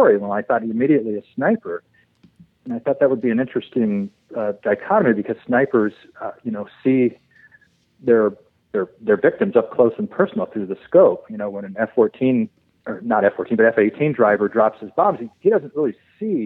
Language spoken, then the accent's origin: English; San Diego, California, United States; moved away as an adult; also born or lived in Oklahoma; I grew up in San Diego and in La Jolla, and I graduated La Jolla High School